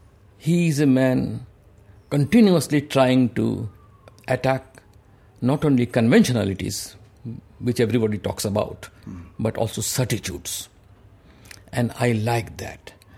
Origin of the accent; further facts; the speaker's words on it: West Bengal, India; Even though I am not a Punjabi, I am not from the Northwest, I am a Bengali.